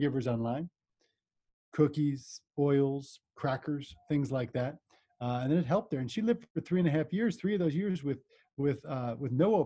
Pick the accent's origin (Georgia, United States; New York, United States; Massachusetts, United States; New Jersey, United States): New Jersey, United States; southern; now in Colorado, United States; I grew up in New Jersey, southern New Jersey, and I live in Colorado